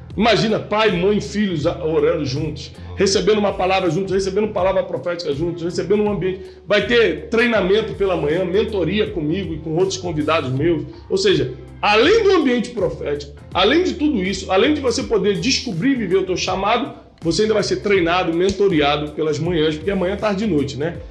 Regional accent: Rio de Janeiro, Brazil; moved away as an adult; also born or lived in São Paulo; now in United States; Eu fui criado no Rio de Janeiro

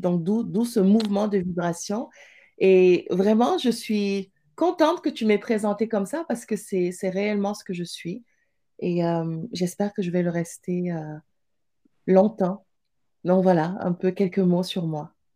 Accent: Pikine, Dakar, Senegal; moved away as an adult; also born or lived in Montpellier, France / Italy; now in Montreal, Canada; je suis née à Pékin, en fait, une, grosse, grosse banlieue de Dakar

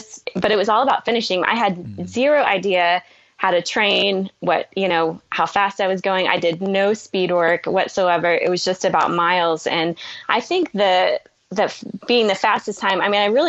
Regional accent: Oklahoma, United States; I'm from Oklahoma

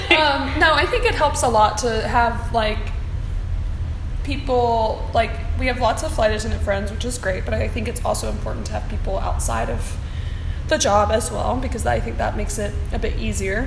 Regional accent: Atlanta, Georgia, United States; moved away as an adult; now in Miami, United States; I'm from Atlanta originally

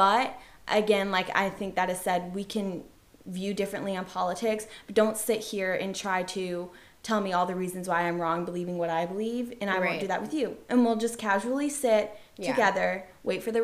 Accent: Georgia, United States; I am from Georgia

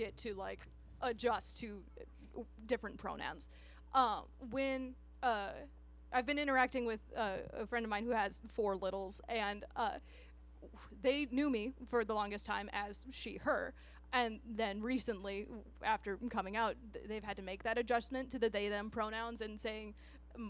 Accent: United States; moved away; I grew up out in Chippewa County, which is 2.5 hours across the state

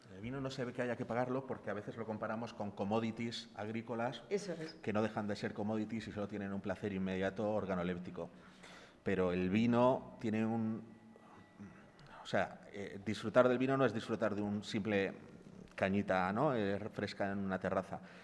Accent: Palencia, Castile and León, Spain; yo por ejemplo soy de Palencia

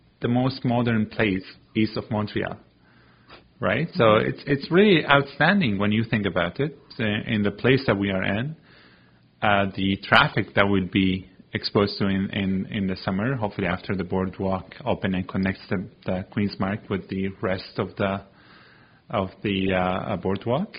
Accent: Syria; also born or lived in Antigonish, Nova Scotia, Canada; now in Nova Scotia, Canada; We call it our home after we lost our home in Syria

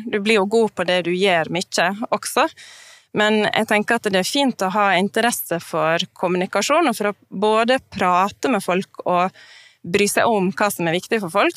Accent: Norway; also born or lived in Oslo; now in Northern Norway; Jeg er jo ikke fra Nord-Norge, men jeg er fra en liten plass

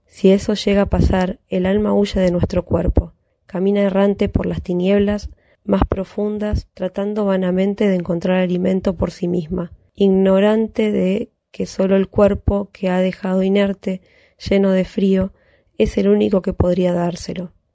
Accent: Buenos Aires, Argentina; soy de Barracas, ciudad autónoma de Buenos Aires

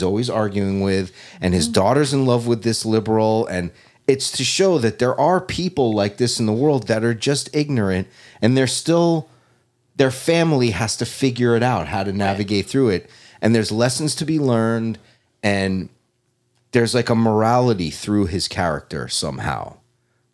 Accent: New York, United States; growing up in New York

